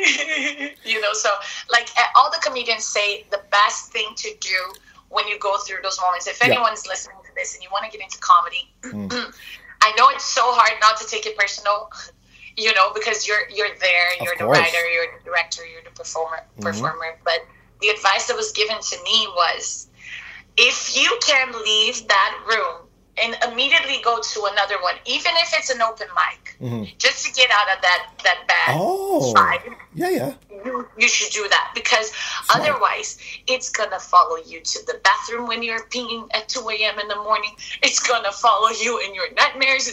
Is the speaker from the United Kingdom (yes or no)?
no; Brazil; now in Los Angeles, United States; I'm from Brazil